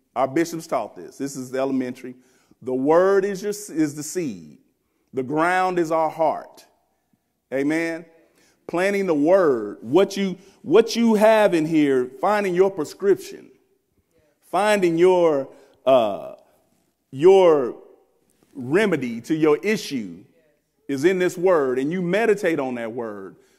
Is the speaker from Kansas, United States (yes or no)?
yes; Wichita, Kansas, United States; I'm from Wichita, Kansas. I'm a country boy, they say.